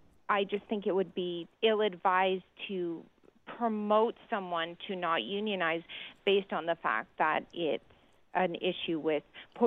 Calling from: British Columbia, Canada; I'm calling from, and it may be different in Toronto or Ontario, but I'm in British Columbia

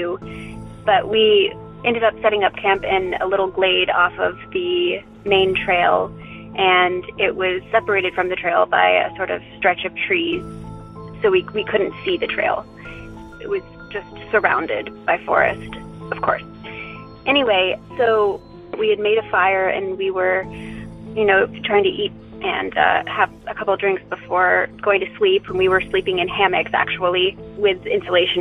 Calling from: Western North Carolina, United States; I'm calling from Western North Carolina

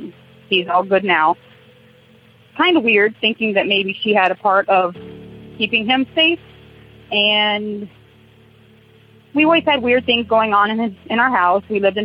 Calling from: Wapello, Iowa, United States; I'm calling from Wapello, Iowa.

